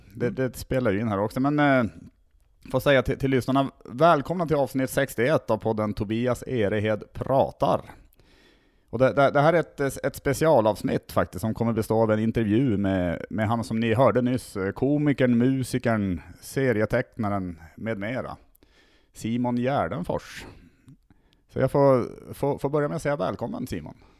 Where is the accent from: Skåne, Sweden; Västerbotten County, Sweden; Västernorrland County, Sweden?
Västerbotten County, Sweden; Tärnaby; also born or lived in Skellefteå; now in Stockholm, Sweden; Jag kommer ursprungligen från Tärnaby uppe i, i Lappland